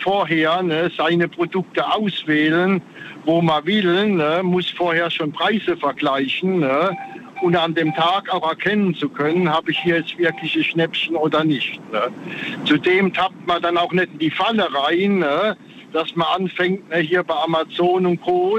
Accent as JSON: {"language": "German", "town": "Frankenthal", "region": "Rhineland-Palatinate", "country": "Germany", "said": "Ich komme aus Frankenthal"}